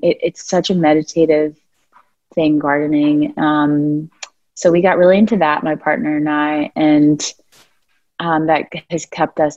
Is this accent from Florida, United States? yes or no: yes; Florida, United States; now in Nashville, United States; I'm from Florida